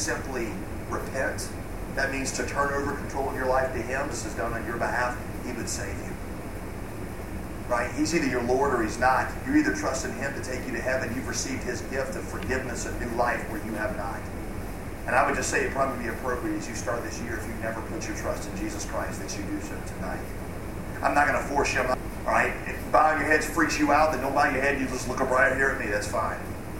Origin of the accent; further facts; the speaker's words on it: the South, United States; accent: Southern; I'm going to drop my southern accent because it's hard to talk like that.